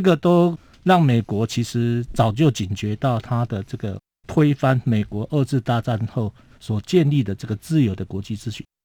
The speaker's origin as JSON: {"language": "Chinese", "country": "Taiwan", "said": "我们台湾人民的知识水平也够，也可以厘清。"}